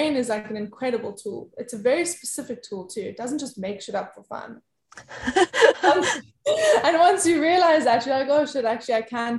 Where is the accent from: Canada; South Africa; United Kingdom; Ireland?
South Africa; South Africa.